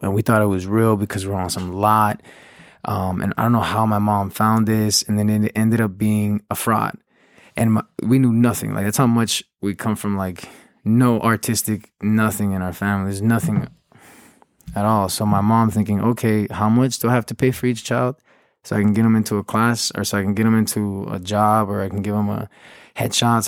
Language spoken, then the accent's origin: English; Los Angeles, California, United States; also born or lived in Huntington Park, California / Downey, California / Paris; I was born and raised in South Los Angeles